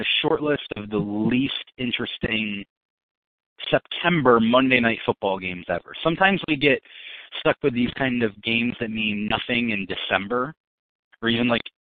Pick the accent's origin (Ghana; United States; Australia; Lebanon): United States; Western New York; we're both from Western New York